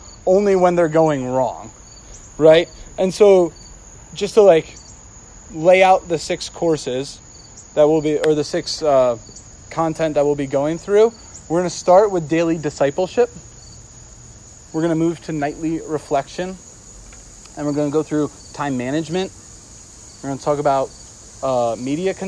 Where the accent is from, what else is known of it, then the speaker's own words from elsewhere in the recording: New Jersey, United States; I'm a Jersey boy